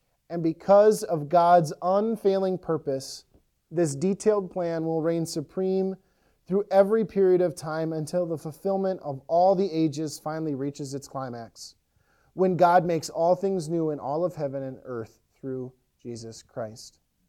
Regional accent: Ellsworth, Wisconsin, United States; When I was younger, it just popped in my head, we would go to Red Wing often. I grew up in Ellsworth, and Red Wing was the closest town that had a Walmart and a Target.

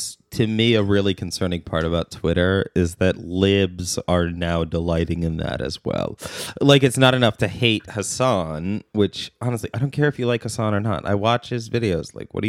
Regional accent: Turkey; I grew up in Turkey. I didn't know it was wrong.

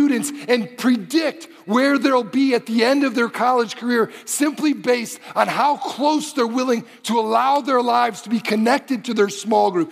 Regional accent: Detroit, Michigan, United States; moved away as an adult; also born or lived in Springfield, Missouri; I grew up in Detroit

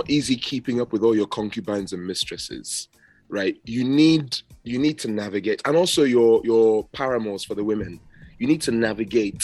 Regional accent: Nigeria; now in United Kingdom; I'm Nigerian. I just happen to live here

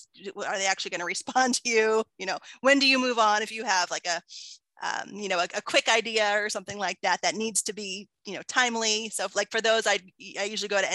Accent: Findlay, Ohio, United States; I was living in my hometown of Findlay, which is like a small, you know, small town

